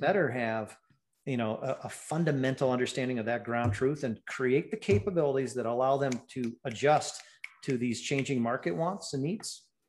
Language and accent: English; Ann Arbor, Michigan, United States; moved away; I was born and raised in Ann Arbor.